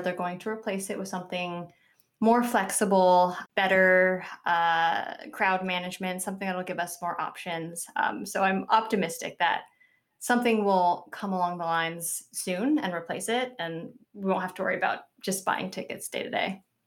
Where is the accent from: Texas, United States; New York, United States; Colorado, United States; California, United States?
California, United States; Southern; I grew up in Southern California, um, maybe thirty-five minutes on a good traffic day from Disneyland